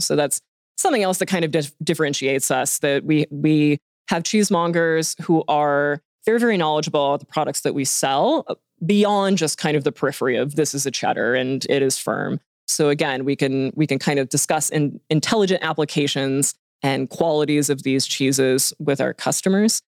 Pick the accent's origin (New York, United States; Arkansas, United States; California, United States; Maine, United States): Arkansas, United States; Hot Springs; moved away as an adult; now in Bentonville, United States; I am from Hot Springs and came up here to get my engineering degrees and then just never left